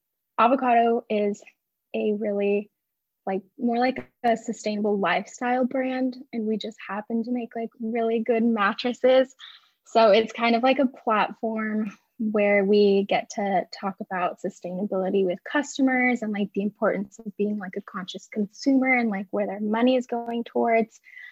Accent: San Diego, California, United States; Yeah, I'm calling in from San Diego, California. I was born and raised here, but I left for college, so I just moved back for the position that I'm

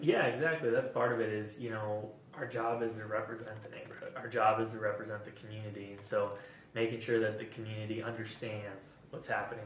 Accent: Minneapolis, Minnesota, United States; also born or lived in Blaine, Minnesota; I actually grew up in North Minneapolis

